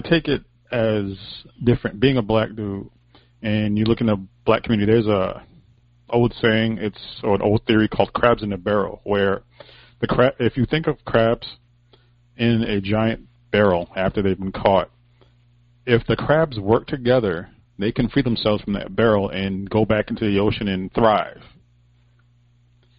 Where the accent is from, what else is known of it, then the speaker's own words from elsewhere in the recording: United States; as an American